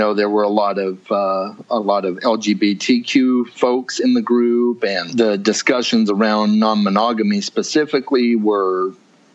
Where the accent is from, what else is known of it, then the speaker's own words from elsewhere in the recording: Arizona, United States; I'm from Arizona